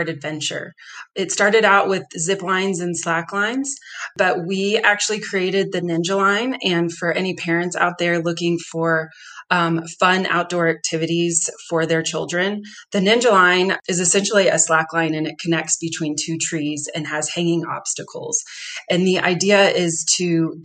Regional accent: Texas, United States; now in Denver, United States; I grew up in Texas and I'm used to warm weather year round

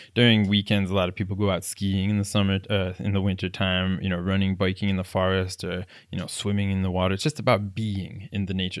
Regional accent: South Florida, United States; moved away as an adult; also born or lived in Palm Beach County / South Korea / Germany; now in Oslo, Norway; I grew up in South Florida

